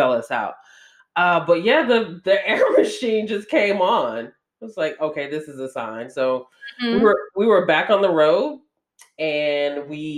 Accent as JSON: {"language": "English", "region": "Georgia", "country": "United States", "tie": "born or raised there", "moved": "as an adult", "said": "the first time that I had ever been out, you know, away from my hometown, let alone like away from the state of Georgia"}